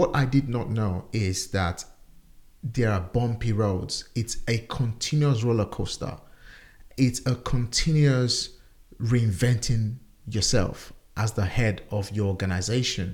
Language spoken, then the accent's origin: English; Nigeria; now in United Kingdom; back home in my home country, Nigeria.